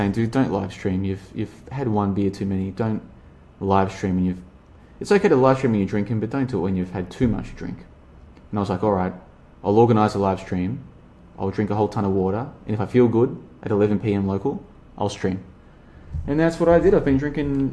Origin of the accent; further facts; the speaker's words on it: Australia; I grew up in Australia